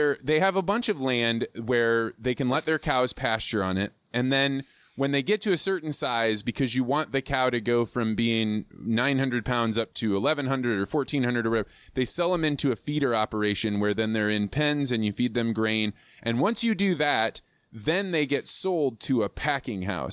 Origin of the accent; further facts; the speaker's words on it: Midwest, United States; I grew up in the Midwest.